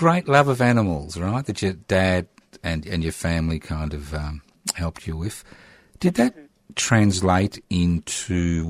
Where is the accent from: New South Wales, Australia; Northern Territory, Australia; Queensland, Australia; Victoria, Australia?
Queensland, Australia; because I was born in Queensland